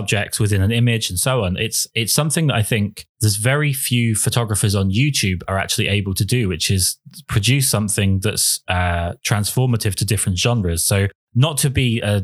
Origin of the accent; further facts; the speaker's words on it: England, United Kingdom; being English